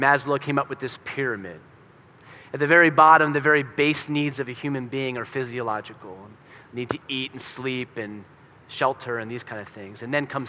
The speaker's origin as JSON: {"language": "English", "region": "Pennsylvania", "country": "United States", "said": "I'm from Pennsylvania"}